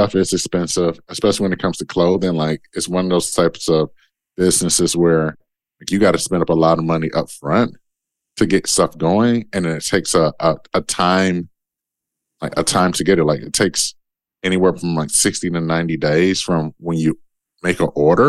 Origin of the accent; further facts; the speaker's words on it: Detroit, Michigan, United States; I'm from Detroit. I'm a kid from Detroit